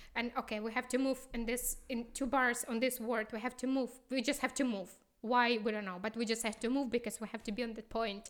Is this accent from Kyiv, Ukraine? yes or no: yes; Kyiv, Ukraine; English is a second language; moved away as an adult; also born or lived in Moscow / Houston; now in Karlsruhe, Germany; we came from Kyiv.